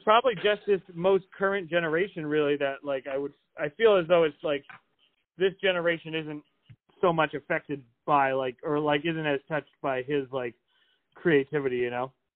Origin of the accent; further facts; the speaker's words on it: New England, United States; I'm from New England, and I'm like, a, I'm a fast talker, even for someone from New England